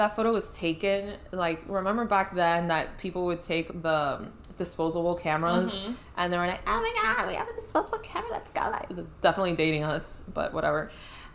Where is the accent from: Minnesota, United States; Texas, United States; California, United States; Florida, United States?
Florida, United States; Miami; we're Latinas from Miami